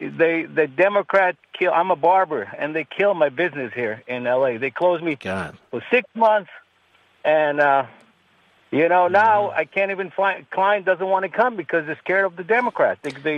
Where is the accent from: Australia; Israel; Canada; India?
Israel; moved away as an adult; now in Los Angeles, United States; I'm from Israel, and I was waiting for years to actually talk to you personally, you know, about what's going on in America. You know, I came here from Israel, you know, after the military.